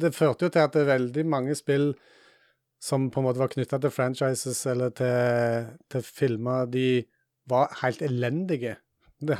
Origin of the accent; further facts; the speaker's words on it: Jæren, Rogaland, Norway; i området som jeg vokste opp på Jæren